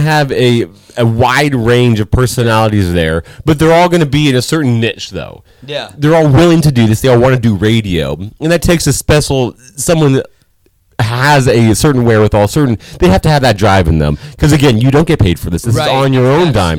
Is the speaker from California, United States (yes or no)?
yes; Los Angeles, California, United States; moved away; my hometown